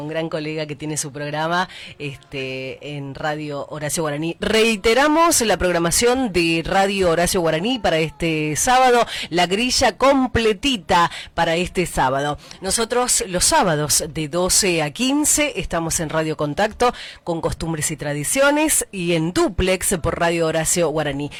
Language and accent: Spanish; Argentina; como argentinos